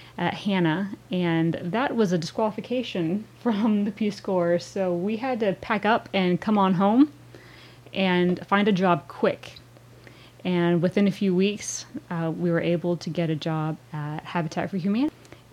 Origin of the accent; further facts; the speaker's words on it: Bryan, Texas, United States; I'm actually a lifelong Bryan resident. I was born here